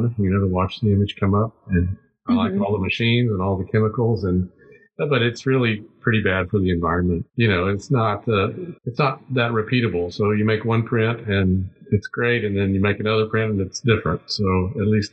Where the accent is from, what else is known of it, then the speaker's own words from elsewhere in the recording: McAllen, Texas, United States; moved away as an adult; now in San Antonio, United States; I grew up in McAllen